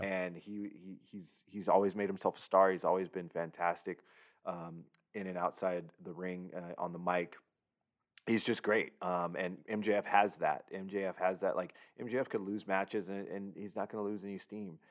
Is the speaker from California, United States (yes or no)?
yes; Southern California, United States; growing up in Southern California